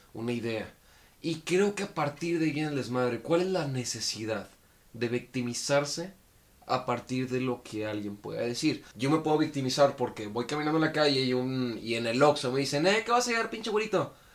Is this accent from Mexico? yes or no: yes; Mexico; Como mexicanos